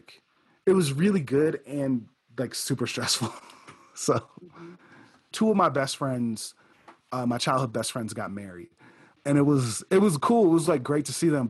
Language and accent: English; Midwest, United States; moved away as an adult; also born or lived in Chicago; now in Colorado, United States; I'm from the Midwest.